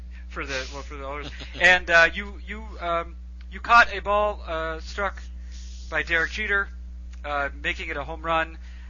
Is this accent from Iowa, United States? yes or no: no; Boston, Massachusetts, United States; a person who was born and raised in the Boston area.